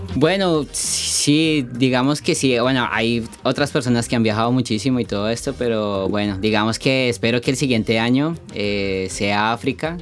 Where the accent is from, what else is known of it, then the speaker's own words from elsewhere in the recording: Colombia; moved away; also born or lived in United States; nací en Colombia